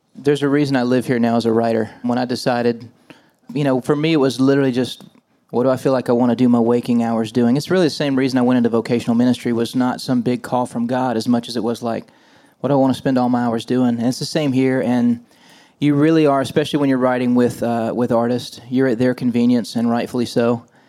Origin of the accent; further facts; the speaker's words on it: Nashville, Tennessee, United States; moved away as an adult; born and raised in Nashville